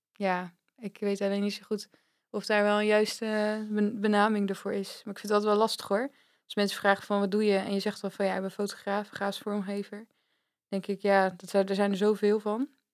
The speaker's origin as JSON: {"language": "Dutch", "town": "Vlaardingen", "region": "South Holland", "country": "Netherlands", "tie": "born or raised there", "moved": "as an adult", "lives_now": "Zwolle, Netherlands", "said": "Dus oorspronkelijk kom ik uit Vlaardingen, dat ligt echt tegen Rotterdam aan. En daar heb ik, denk ik, 25 jaar gewoond."}